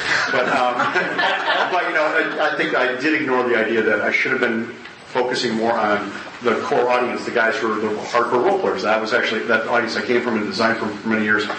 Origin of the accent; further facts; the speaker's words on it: Wisconsin, United States; I was born and raised in Wisconsin.